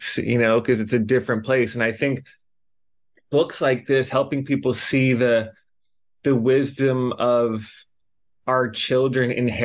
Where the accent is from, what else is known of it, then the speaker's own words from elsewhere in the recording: Los Angeles, California, United States; moved away as an adult; now in Hawaii, United States; we grew up in Los Angeles and like we moved out here for college